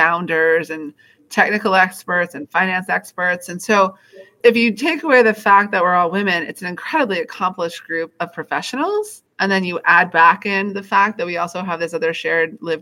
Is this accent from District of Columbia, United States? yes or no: yes; Washington, District of Columbia, United States; I grew up here in Washington, D.C.